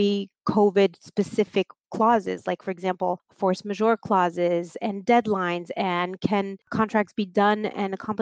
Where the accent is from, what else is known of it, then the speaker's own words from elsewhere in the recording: Marseille, Provence-Alpes-Côte d'Azur, France; moved away as an adult; now in New York City, United States; I am originally from the south of France. I was born and raised in Marseille.